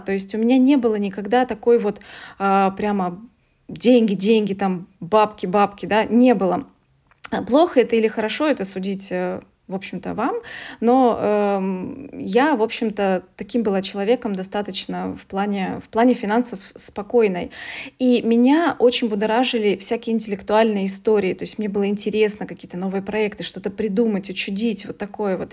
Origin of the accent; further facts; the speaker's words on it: Veliky Novgorod, Novgorod Oblast, Russia; я из Великого Новгорода, здесь 200 тысяч э, ну, населения